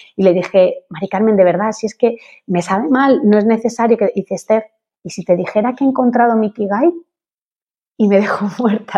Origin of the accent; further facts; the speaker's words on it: Spain; yo soy española. Mis padres son españoles.